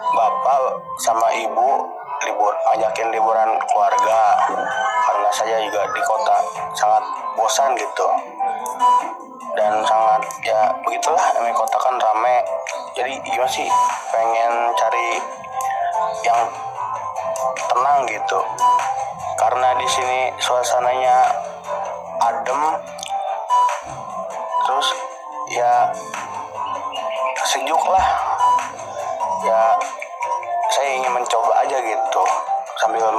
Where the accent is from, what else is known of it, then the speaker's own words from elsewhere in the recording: Tangerang, Banten, Indonesia; Saya asal dari Tangerang